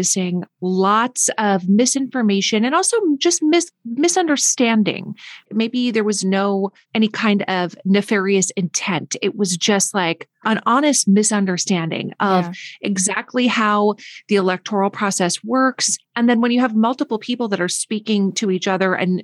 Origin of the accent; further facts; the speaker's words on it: northern Minnesota, United States; I grew up in northern Minnesota, where it's very, very cold